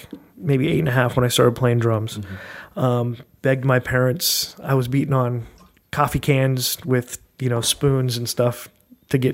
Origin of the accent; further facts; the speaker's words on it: Brea, California, United States; also born or lived in Anaheim, California; I was born in Anaheim and grew up in Brea, California